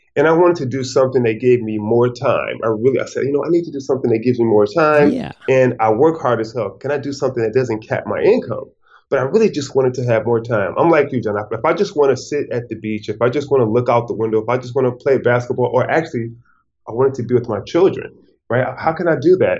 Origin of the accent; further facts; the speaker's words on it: Detroit, Michigan, United States; moved away as an adult; I'm from Detroit, Michigan